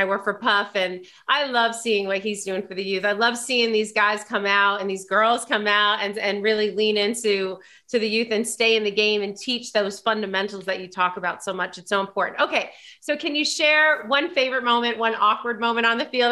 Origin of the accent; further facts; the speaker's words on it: New York, United States; as a New Yorker, because you know, born and bred